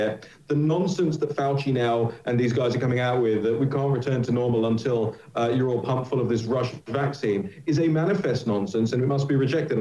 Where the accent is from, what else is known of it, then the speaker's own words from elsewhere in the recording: United Kingdom; now in United States; my home country of the United Kingdom